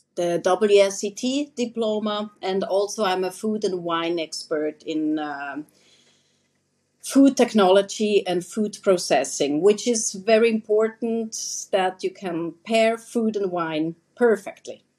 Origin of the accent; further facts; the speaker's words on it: Switzerland; moved away as an adult; also born or lived in Sarajevo, Bosnia and Herzegovina; now in Herzegovina, Bosnia and Herzegovina; originally, I'm coming from Swiss. Um, I'm from Switzerland. I'm Swiss and um, I live here in Bosnia and Herzegovina since 2018